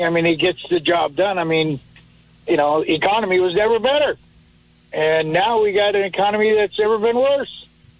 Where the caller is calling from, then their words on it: Phillipsburg, Missouri, United States; Phillipsburg, Missouri.